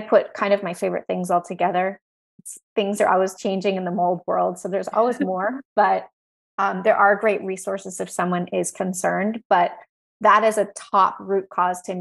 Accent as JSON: {"language": "English", "region": "Texas", "country": "United States", "tie": "born or raised there", "said": "I grew up in Texas"}